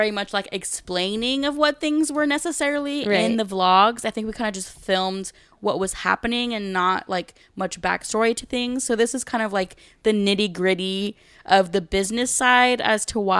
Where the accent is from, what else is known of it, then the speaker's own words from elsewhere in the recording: California, United States; The only question Gabe answered was where we're from, and he's like, we're from California, and that was literally it.